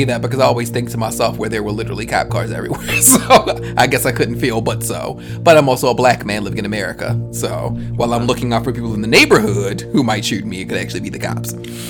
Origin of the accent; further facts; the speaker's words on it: Baltimore, Maryland, United States; moved away as an adult; also born or lived in Union City, New Jersey; now in Atlanta, United States; that's me leaving Baltimore.